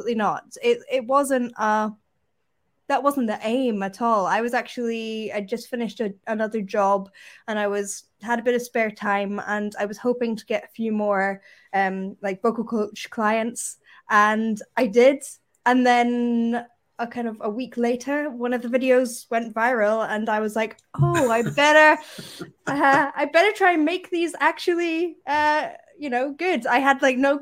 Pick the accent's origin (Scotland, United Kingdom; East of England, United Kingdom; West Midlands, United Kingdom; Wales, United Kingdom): Scotland, United Kingdom; Perthshire; also born or lived in London; I'm definitely an East Coast of Scotland woman. That's where I'm from. So I'm from Perthshire